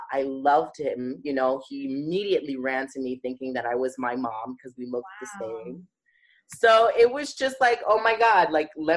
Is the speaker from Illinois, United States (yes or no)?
no; New York City, New York, United States; I grew up in Bed-Stuy